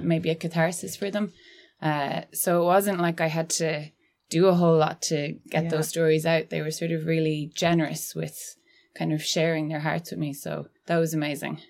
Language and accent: English; Annadown, Connacht, Ireland; I'm from Galway and I grew up in Annadown, which is really close to Tuam